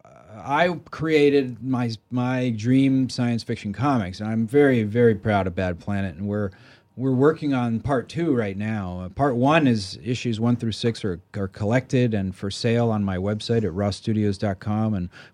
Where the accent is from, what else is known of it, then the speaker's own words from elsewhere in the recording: Maryland, United States; I grew up in Maryland, and the thing that really changed my life was, you know, I grew up in kind of the suburbs and it was incredibly boring with nothing to do and it was horrible.